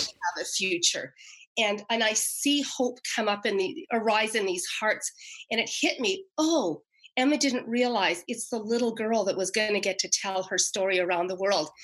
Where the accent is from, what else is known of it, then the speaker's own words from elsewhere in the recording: Canada; moved away; I happen to be back in my hometown right now, a little town across the river from Quebec